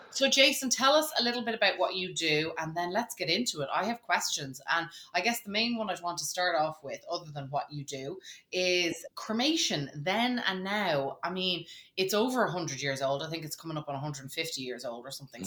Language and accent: English; Ireland; when I was 15, and as most Irish, you know, teenagers had to do, you had to get out and get a job